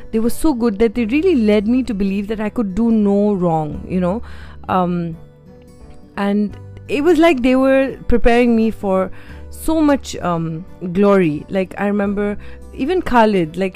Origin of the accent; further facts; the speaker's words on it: Uttarakhand, India; I mean, I wasn't from Mussoorie, but I went to school in a small community called Woodstock